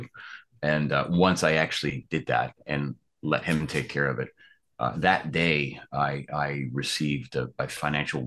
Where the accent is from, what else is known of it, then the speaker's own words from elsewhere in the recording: New York, United States; moved away as an adult; now in Los Angeles, United States; I'm from New York originally. I moved out here in 2010 to Los Angeles, where I'm based currently.